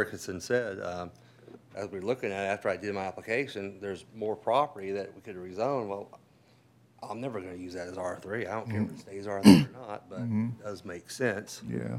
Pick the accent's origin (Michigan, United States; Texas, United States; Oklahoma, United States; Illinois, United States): Oklahoma, United States; now in Liberty County, United States; I'm from Oklahoma, but this is my home now